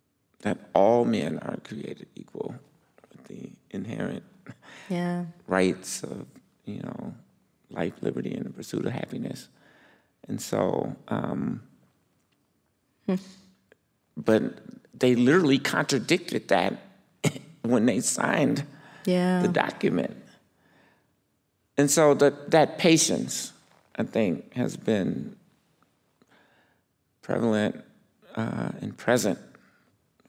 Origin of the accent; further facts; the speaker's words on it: Chicago, Illinois, United States; now in Minneapolis, United States; growing up in Chicago.